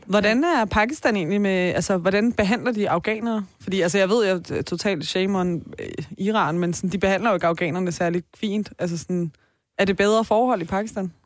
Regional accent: Taastrup, Capital Region of Denmark, Denmark; jeg er jo fra Tostrup

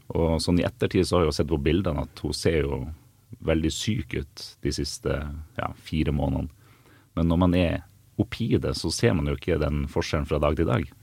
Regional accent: Bodø, Nordland, Norway; now in Asker, Norway; Så jeg kommer jo fra Bodø

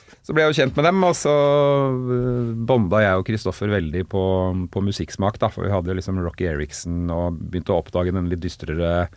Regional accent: Oslo, Norway; på Rustad eller Bogerud hvor jeg kommer fra

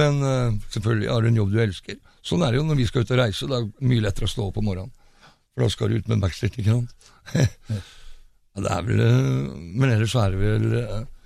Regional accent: Fredrikstad, Østfold, Norway; jeg er fra Fredrikstad

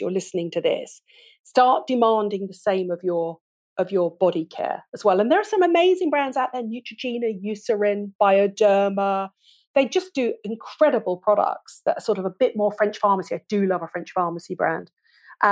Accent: United Kingdom; I'm British

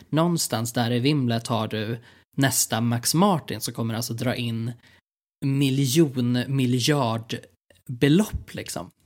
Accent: Sweden

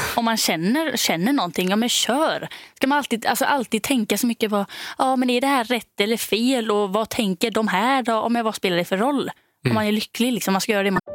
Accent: Denmark; moved away; jag är då från Danmark

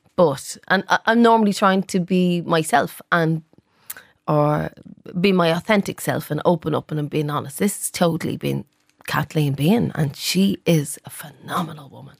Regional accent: Dublin, Leinster, Ireland; I'm from the Liberties

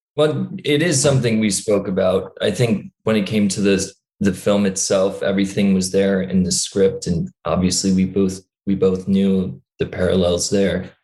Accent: New York, United States; accent: American; also born or lived in Dublin; I grew up in New York, but a lot of people say I have this kind of Californian stoner accent

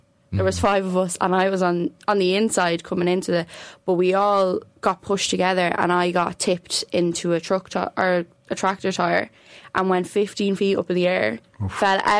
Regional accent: Newbridge, Leinster, Ireland; also born or lived in Clondalkin; Moved over though at a very young age. Yeah, so that all my racing started in Newbridge.

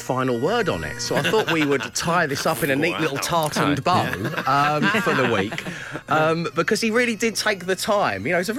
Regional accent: Edinburgh, Scotland, United Kingdom; However, I am from Edinburgh, and I have never heard laldy used as a noun

